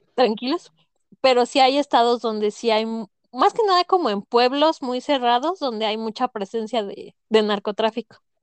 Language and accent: Spanish; Morelia, Michoacán, Mexico; yo que soy de Morelia, soy moreliana.